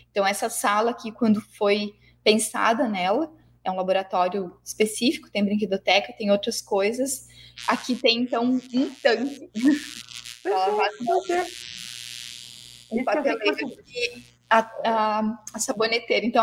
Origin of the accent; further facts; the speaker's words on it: Paraná, Brazil; now in Santa Cruz do Sul, Brazil; eu também, não sou aqui de Santa Cruz, eu vim do Paraná, né?